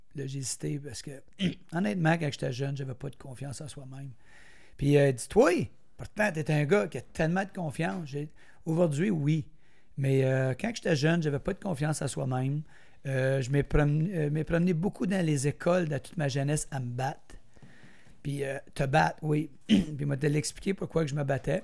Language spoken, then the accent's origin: French; Brownsburg-Chatham, Quebec, Canada; je viens d'Argenteuil. J'étais un petit gars de Brownsburg.